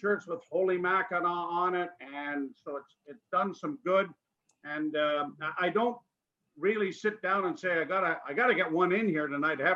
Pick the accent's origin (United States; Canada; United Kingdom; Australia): Canada; Sudbury, Ontario; also born or lived in Halifax, Nova Scotia; now in Toronto, Canada; I grew up in Sudbury, Ontario, in a huge melting pot of ethnicity.